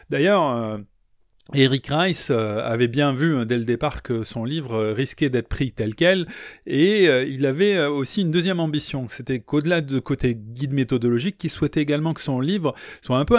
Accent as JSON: {"language": "French", "town": "Charenton", "region": "Île-de-France", "country": "France", "tie": "born there", "said": "Je suis né en 1892 à Charenton. J'ai des globules auvergnates et franc-comtoises."}